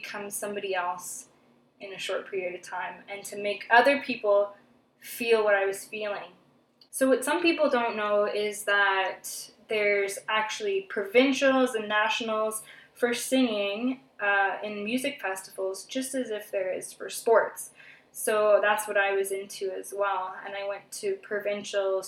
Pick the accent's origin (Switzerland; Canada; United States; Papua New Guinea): Canada; Thunder Bay, Ontario; now in Toronto, Canada; I'm from Thunder Bay, Ontario. Lived there until I was 21 years old. Moved to Toronto